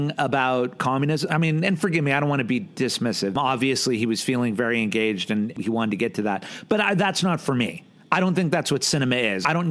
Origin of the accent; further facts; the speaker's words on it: United States; I'm an American